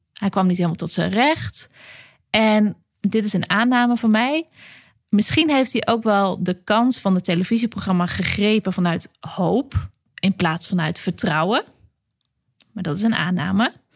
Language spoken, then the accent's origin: Dutch; Groningen, Netherlands; ik ben natuurlijk een uit de Groninger, Groninger klei getrokken filosoof